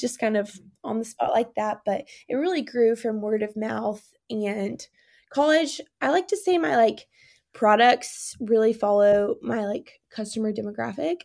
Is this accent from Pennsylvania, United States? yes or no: no; Spartanburg, South Carolina, United States; now in Birmingham, United States; I grew up in Spartanburg, South Carolina